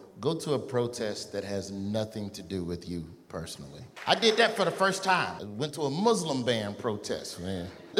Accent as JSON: {"language": "English", "town": "Birmingham", "region": "Alabama", "country": "United States", "said": "I only go to black protests. I'm from Birmingham. All we do is go to black protests."}